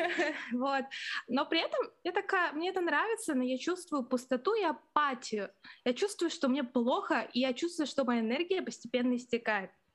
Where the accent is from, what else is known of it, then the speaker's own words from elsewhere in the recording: Irkutsk, Irkutsk Oblast, Russia; now in Moscow, Russia; я сама из маленького города, город Иркутск, это возле Байкала